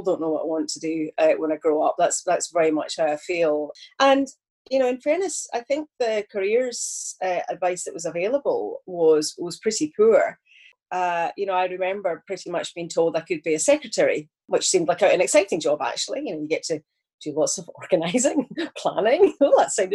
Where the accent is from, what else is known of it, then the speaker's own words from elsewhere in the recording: Glasgow and Ayrshire, Scotland, United Kingdom; accent: Glaswegian; now in Liverpool, United Kingdom; Most people will consider my accent to be Glaswegian, where I was in Glasgow for many years. But actually, I was in Ayrshire for quite a good bit of my childhood. So between Glasgow and Ayrshire